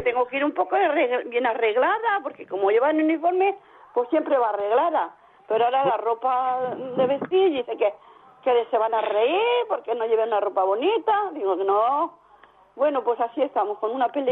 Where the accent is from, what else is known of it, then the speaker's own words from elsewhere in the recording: Cuenca, Castilla-La Mancha, Spain; now in Valencia, Spain; soy de Cuenca, pero vivo en Valencia.